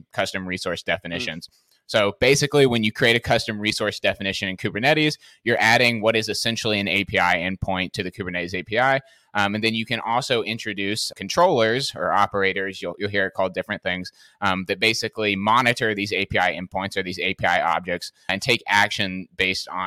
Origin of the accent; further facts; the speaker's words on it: Nashville, Tennessee, United States; I'm originally from Nashville, Tennessee in the US